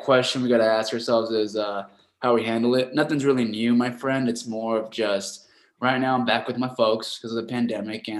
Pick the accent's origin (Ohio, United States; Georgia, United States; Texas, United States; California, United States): California, United States; Rancho Cucamonga; also born or lived in Los Angeles; I was born in downtown LA, but my folks moved us out to Rancho Cucamonga. It's in the outskirts of Los Angeles. It's a very suburban neighborhood. We're like out in the desert, and that's where I grew up